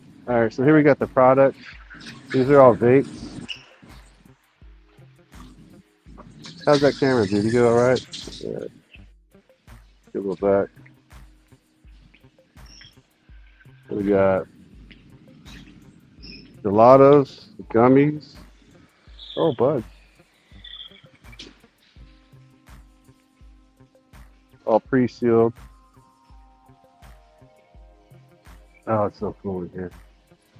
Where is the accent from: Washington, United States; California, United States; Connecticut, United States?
Washington, United States; Seattle; I'm from Seattle